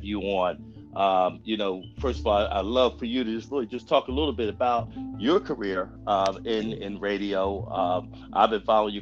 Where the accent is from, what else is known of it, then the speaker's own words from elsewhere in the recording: Philadelphia, Pennsylvania, United States; I grew up listening in Philadelphia